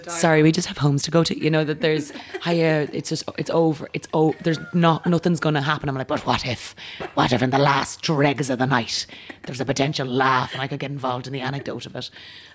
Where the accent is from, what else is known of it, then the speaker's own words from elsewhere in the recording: County Kildare, Ireland; I am from Kildare